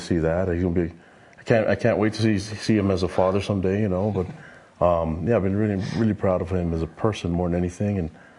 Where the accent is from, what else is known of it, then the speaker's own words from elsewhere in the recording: St. Louis, Missouri, United States; moved away; I played high school ball in St. Louis, Missouri, so we're from the Lou